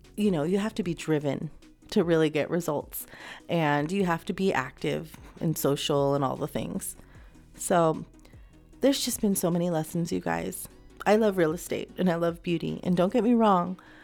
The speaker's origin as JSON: {"language": "English", "country": "United States", "said": "I am an American"}